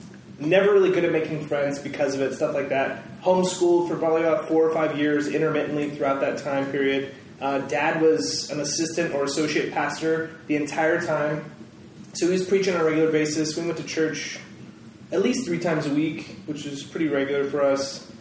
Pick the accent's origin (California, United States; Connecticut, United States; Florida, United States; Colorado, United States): California, United States; I grew up here in Northern California the whole time. We moved around every two and a half years.